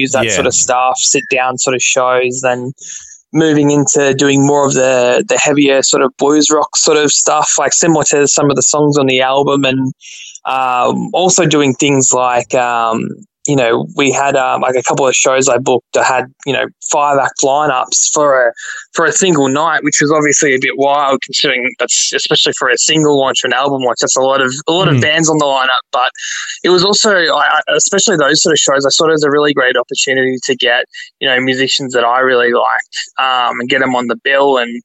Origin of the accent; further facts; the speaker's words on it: Gold Coast, Queensland, Australia; moved away as an adult; now in Brisbane, Australia; I'm from the Gold Coast originally.